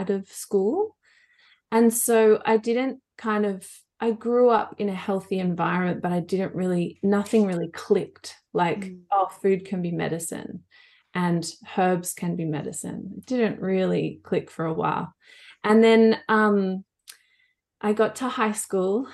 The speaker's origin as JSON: {"language": "English", "area": "Blue Mountains", "region": "New South Wales", "country": "Australia", "tie": "born or raised there", "said": "I grew up in the Blue Mountains where you both are."}